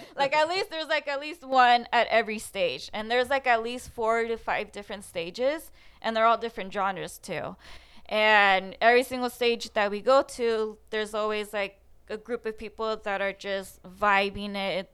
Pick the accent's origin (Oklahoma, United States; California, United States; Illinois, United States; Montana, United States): California, United States; Fullerton; I was born and raised in Fullerton, closer to the edge of Buena Park, but technically Fullerton.